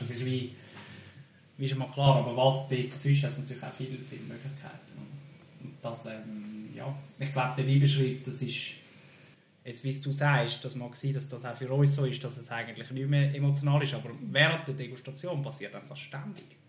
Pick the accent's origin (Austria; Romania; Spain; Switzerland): Switzerland; Zürcher Weinland, Zurich; ich bin in Zürcher Wieland geboren